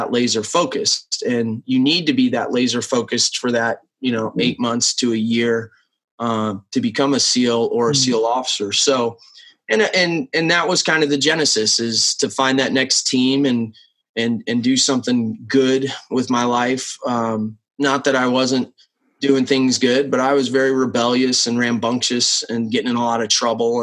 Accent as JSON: {"language": "English", "region": "Nebraska", "country": "United States", "tie": "born or raised there", "said": "I grew up in Nebraska. Small town of 25,000 for Nebraska."}